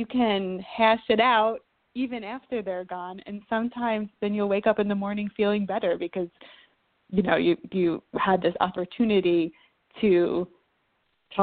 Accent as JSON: {"language": "English", "region": "New Jersey", "country": "United States", "tie": "born or raised there", "also_born_or_lived": "New York / Chicago / Boston", "moved": "yes", "lives_now": "Los Angeles, United States", "said": "I grew up in New Jersey, lived in New York for many years."}